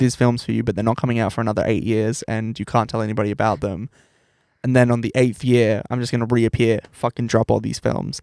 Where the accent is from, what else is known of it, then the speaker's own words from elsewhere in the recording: New South Wales, Australia; now in Brisbane, Australia; I'm, like, from New South Wales